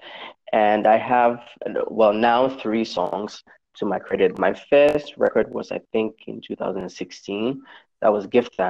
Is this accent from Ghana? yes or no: yes; Accra, Greater Accra, Ghana; I live in Accra, Ghana. I was born and bred here.